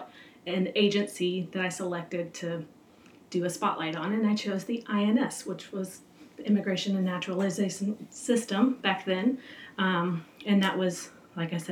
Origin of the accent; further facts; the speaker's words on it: Texas, United States; I grew up here in Texas as a seventh generation Texan